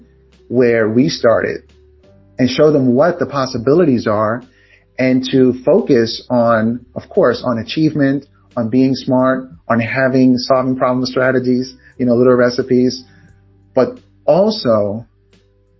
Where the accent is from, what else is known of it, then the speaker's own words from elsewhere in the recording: New York City, New York, United States; I'm from Queens, Far Rockaway, Queens in New York